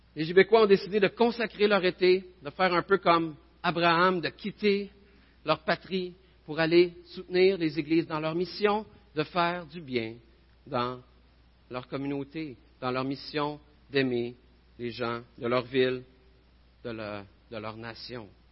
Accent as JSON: {"language": "French", "region": "New York", "country": "United States", "second_language": "French", "said": "je viens de New York"}